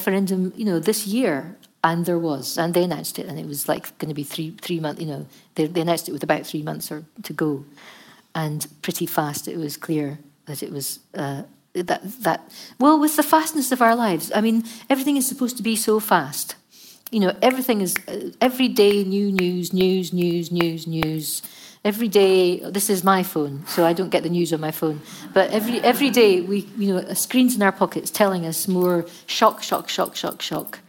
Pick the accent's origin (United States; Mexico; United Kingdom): United Kingdom; Scotland; we're Scottish